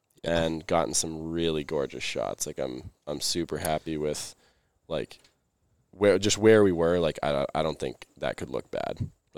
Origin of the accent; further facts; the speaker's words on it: Maine, United States; I'm from Maine. Was raised in the cold.